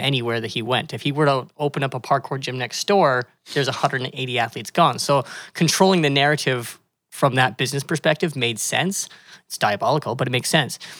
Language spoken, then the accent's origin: English; Calgary, Alberta, Canada; moved away as an adult; now in Kelowna, Canada; I was born and raised in Calgary